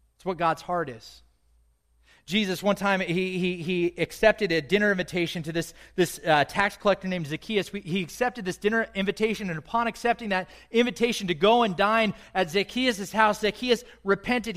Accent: United States; I'm white. I'm American

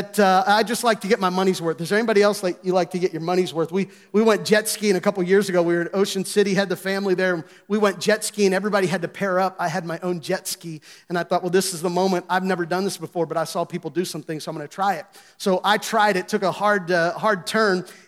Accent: Gettysburg, Pennsylvania, United States; moved away; I grew up in Gettysburg

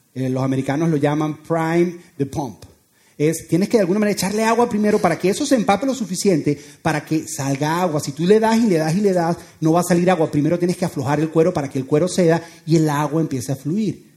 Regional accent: Venezuela; moved away

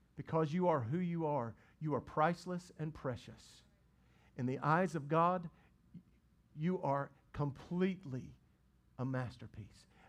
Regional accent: the Bible Belt, United States; we grew up in the Bible Belt

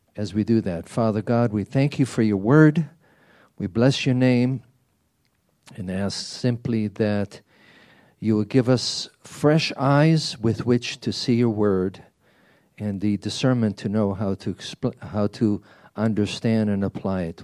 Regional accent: Israel; moved away; as a child growing up in Israel

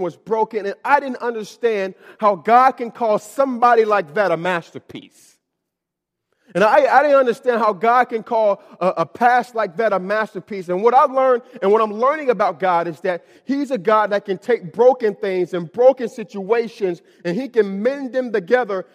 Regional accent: Miami, Florida, United States; moved away as an adult; I'm from Miami, Florida, and, uh, I was born in, was born in Miami, Florida, and I lived there up until I left for college

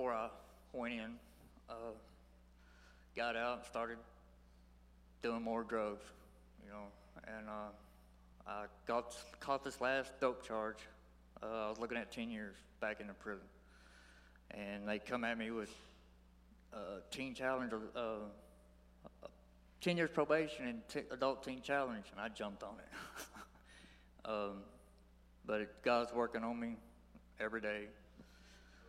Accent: Cooper, Texas, United States; I'm from Cooper, Texas

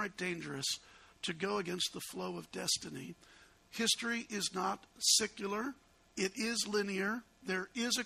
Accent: Chicago, Illinois, United States; I'm an obnoxious Yankee. I grew up in Chicago

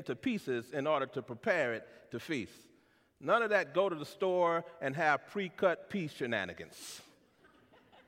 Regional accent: San Antonio, Texas, United States; I'm from San Antonio, Texas, the youngest of three siblings born to Wilbur and Luberta

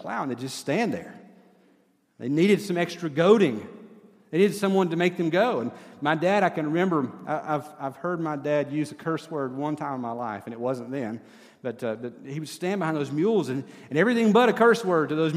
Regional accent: East Tennessee, United States; I grew up in East Tennessee

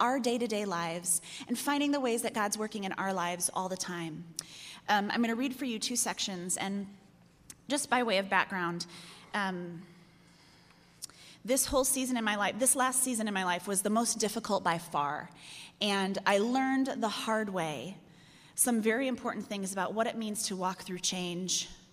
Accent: Chicago, Illinois, United States; I'm from Chicago

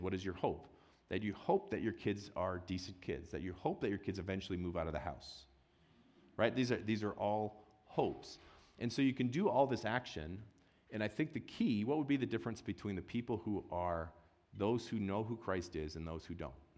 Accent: Wisconsin, United States; moved away; I grew up in Wisconsin.

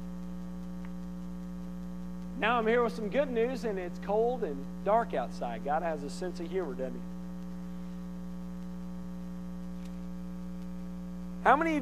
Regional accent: Conway, United States; where I grew up in Conway

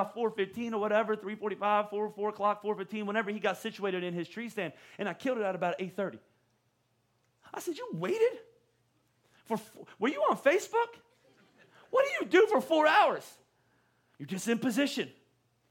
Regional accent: Pennsylvania, United States; moved away as an adult; I was from Pennsylvania

